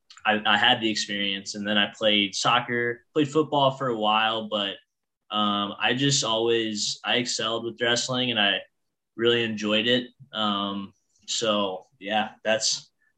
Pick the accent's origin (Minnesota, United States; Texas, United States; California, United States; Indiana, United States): Indiana, United States; Southern; moved away; also born or lived in Pennsylvania; I'm from Southern Indiana, the state of Indiana, not Pennsylvania, Indiana